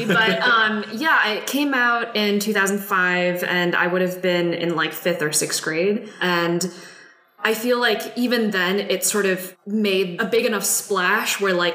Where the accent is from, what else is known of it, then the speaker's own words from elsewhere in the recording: Midwest, United States; I grew up in the Midwest, sort of this like white picket fencey suburban neighborhood